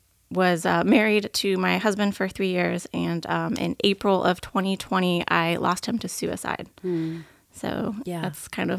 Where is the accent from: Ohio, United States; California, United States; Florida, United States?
Florida, United States; Plant City; now in Lakeland, United States; I was born and raised in Plant City, Florida. I live and work in Lakeland, Florida now. I'm in real estate. I am a mother to a wonderful little four-year-old boy who keeps me on my toes all day. And I just turned 30 this year.